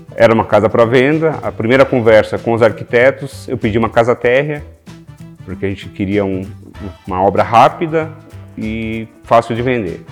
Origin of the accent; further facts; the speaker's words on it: Sorocaba, São Paulo, Brazil; sou aqui de Sorocaba